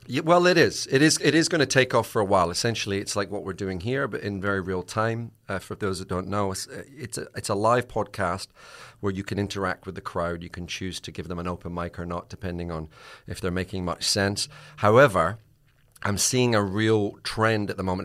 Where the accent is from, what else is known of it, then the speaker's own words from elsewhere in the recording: Scotland, United Kingdom; I'm Scottish